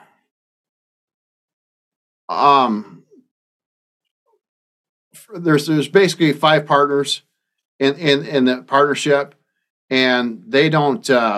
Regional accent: Bobcaygeon, Ontario, Canada; now in Iowa, United States; I live 1,000 miles away from my hometown of Bob Cage in Ontario, Canada. I live in Iowa now

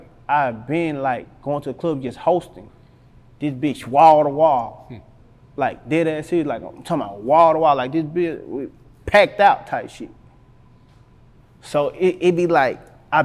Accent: Helena, Arkansas, United States; I'm from Helena, Arkansas

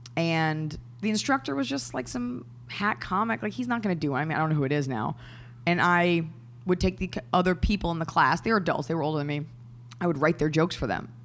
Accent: Dallas, Texas, United States; I'm from Dallas, Texas

